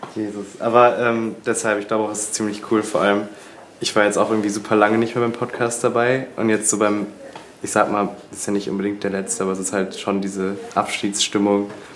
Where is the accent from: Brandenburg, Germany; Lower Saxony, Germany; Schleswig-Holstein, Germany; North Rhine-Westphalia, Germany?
North Rhine-Westphalia, Germany; Bochum; Ich komme aus Bochum